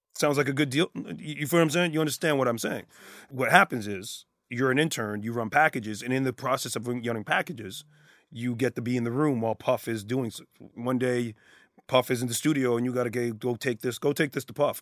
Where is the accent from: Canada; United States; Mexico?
Canada; being Canadian